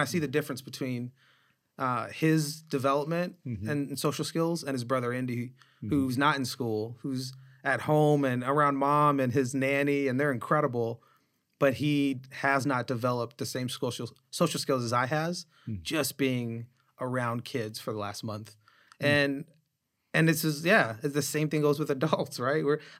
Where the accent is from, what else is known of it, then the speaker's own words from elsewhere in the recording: Nova Scotia, Canada; born there; Yes, I was born in Canada. My mom.